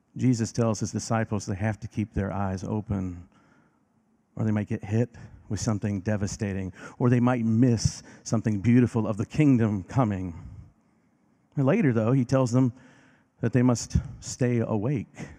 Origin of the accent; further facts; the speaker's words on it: Decatur, Illinois, United States; moved away; Decatur, Illinois, my hometown